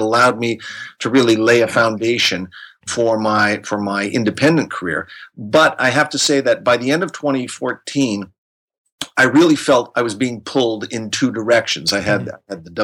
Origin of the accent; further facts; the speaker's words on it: Canada; moved away as an adult; now in Geneva, Switzerland; I am from Canada, but I have been living in Geneva, Switzerland since 1998.